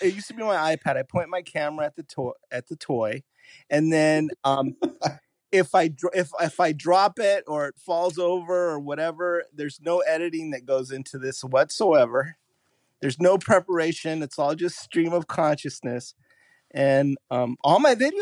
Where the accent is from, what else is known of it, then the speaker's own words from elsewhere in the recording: Tucson, Arizona, United States; moved away; I was going home to hang out with family for a bit, and I said, let me see if there's anybody in the Tucson area